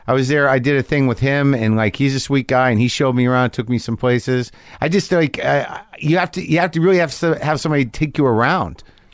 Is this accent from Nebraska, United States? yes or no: no; New Mexico, United States; moved away; Well, I grew up in New Mexico.